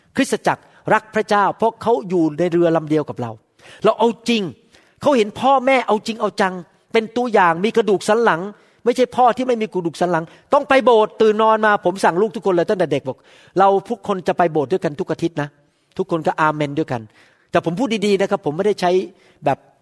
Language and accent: Thai; Bangkok, Thailand; moved away; ผมจบที่อัสมชัญได้ที่หนึ่ง